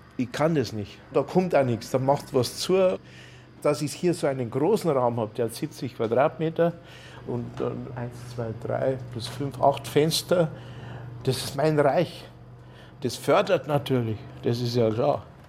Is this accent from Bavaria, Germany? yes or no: yes; Kötzting, Bavaria, Germany; ich bin in Kötzting aufgewachsen, im Bayerischen Wald damals